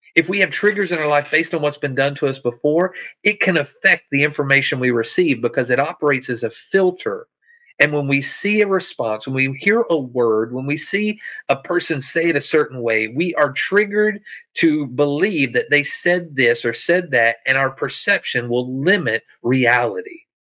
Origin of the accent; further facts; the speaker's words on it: backwoods Arkansas, United States; moved away as an adult; I'm a poor white boy from backwoods Arkansas